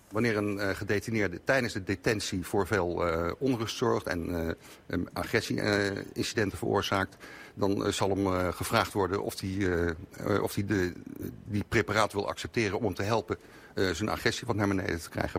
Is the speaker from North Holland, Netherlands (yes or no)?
yes; Amsterdam, North Holland, Netherlands; Ik kom uit Amsterdam.